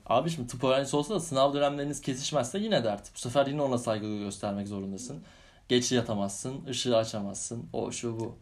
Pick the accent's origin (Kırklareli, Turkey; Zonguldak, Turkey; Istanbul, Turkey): Istanbul, Turkey; ben İstanbulluyum. Ha, yedi, gö- yedi göbek İstanbulluyuz.